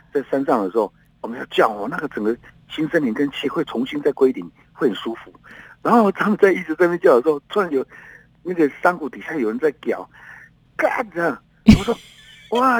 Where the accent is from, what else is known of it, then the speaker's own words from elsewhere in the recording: Taitung County, Taiwan; 我们小时候在那边爬来爬去